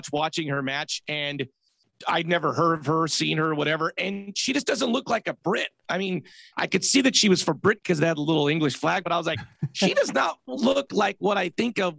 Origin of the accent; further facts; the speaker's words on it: Whittier, California, United States; now in San Francisco, United States; 5'10" white guy from Southern California.